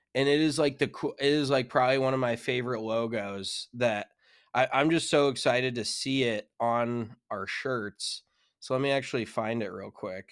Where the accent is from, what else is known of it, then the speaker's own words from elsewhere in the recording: Colorado, United States; moved away; growing up in Colorado, you're used to seeing mountains and snow